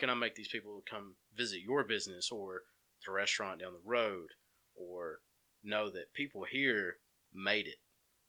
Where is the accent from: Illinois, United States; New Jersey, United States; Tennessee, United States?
Tennessee, United States; Cleveland; I swore up and down I was going to move back to Cleveland, Tennessee as soon as I finished.